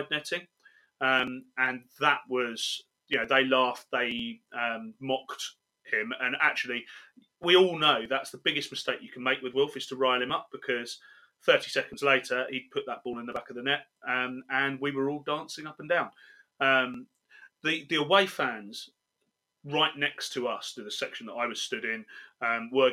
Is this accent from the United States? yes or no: no; England, United Kingdom; accent: English; my English accent in Cardiff